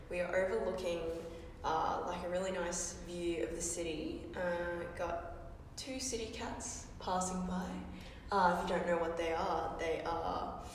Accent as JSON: {"language": "English", "country": "Australia", "tie": "born or raised there", "said": "our experiences growing up"}